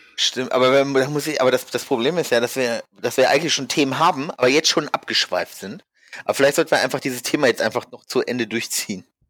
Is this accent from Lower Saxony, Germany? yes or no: yes; Hanover, Lower Saxony, Germany; now in Frankfurt, Germany; eigentlich komme ich aus Hannover